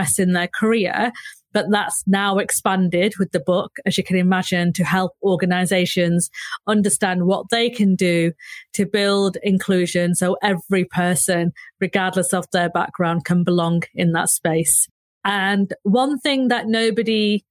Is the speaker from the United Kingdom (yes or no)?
yes; Manchester, North West England, United Kingdom; accent: northern; if you can't tell by my accent, I am a proud northerner. I am based in Manchester, have lived and worked in Manchester all my life